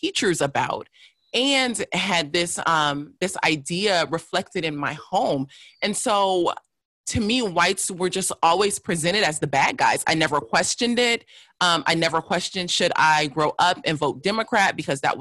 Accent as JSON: {"language": "English", "town": "Los Angeles", "region": "California", "country": "United States", "tie": "born or raised there", "also_born_or_lived": "North Hollywood", "said": "I grew up in South LA. And was there until I was about 15, then moved to North Hollywood, which is a suburb of Los Angeles"}